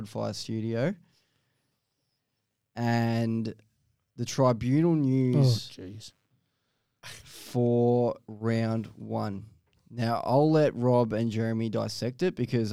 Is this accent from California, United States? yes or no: yes; Long Beach, California, United States; now in Australia; my hometown Grand Prix. It's a Grand Prix of Long Beach